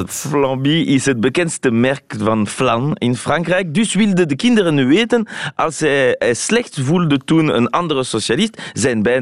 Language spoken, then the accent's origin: Dutch; Belgium; now in Paris, France; vandaag als Belg in Parijs ben ik vooral Belg.